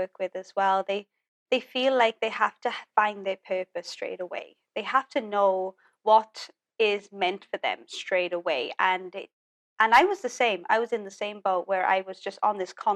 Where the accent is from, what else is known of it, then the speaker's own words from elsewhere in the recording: Wales, United Kingdom; moved away; I just knew that Wales was not the place for me. It's my hometown, but it's just not my place